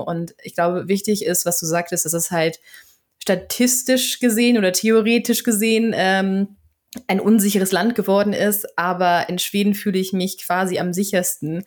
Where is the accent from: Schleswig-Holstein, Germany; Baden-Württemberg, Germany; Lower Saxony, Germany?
Schleswig-Holstein, Germany; Flensburg; first language German; moved away as an adult; also born or lived in Berlin; now in Sweden; ich komme ja aus Flensburg und habe auch Wiebke in Berlin gewohnt